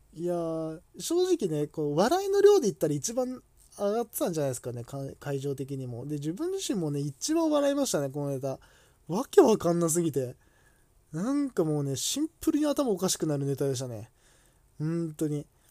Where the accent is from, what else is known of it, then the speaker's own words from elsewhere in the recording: Kanto, Japan; 自分とかはこう関東の出身